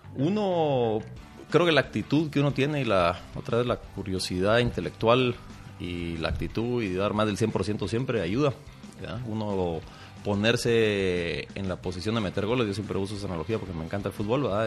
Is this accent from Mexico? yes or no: no; Guatemala; yo nací, crecí aquí en Guatemala